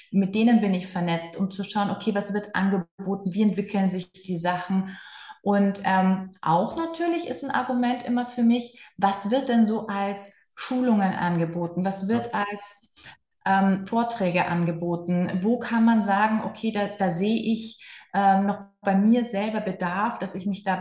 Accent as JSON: {"language": "German", "town": "Cologne", "region": "North Rhine-Westphalia", "country": "Germany", "said": "als Kölner"}